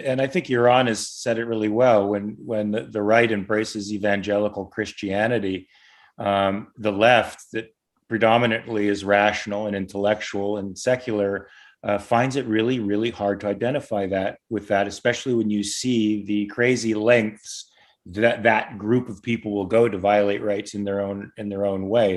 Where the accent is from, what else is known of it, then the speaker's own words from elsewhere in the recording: Los Angeles, California, United States; also born or lived in Pasadena, California / Valencia, California; I'm a native here. I I was born in Pasadena, raised in Van Nuys, living in Valencia now.